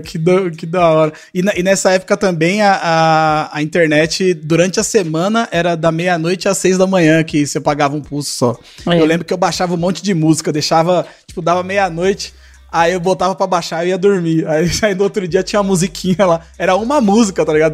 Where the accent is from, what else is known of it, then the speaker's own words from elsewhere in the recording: Zona Leste, São Paulo, Brazil; eu sou da Zona Leste, não saio daqui, não.